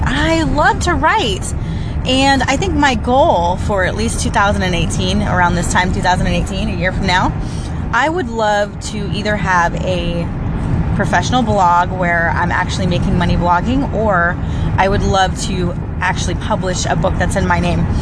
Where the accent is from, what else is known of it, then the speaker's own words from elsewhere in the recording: Central Florida, United States; also born or lived in St. Petersburg, Florida; now in Orlando, United States; I was born in St. Petersburg, Florida, and moved to the Central Florida area after that and lived there my entire life.